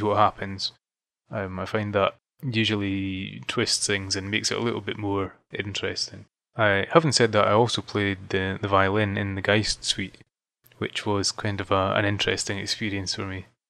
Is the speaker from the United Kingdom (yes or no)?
yes; Fife, Scotland, United Kingdom; moved away as an adult; now in Edinburgh, United Kingdom; I'm from Scotland. Um, originally from a small region called Fife, uh, but I moved to Edinburgh, the capital, probably about seven years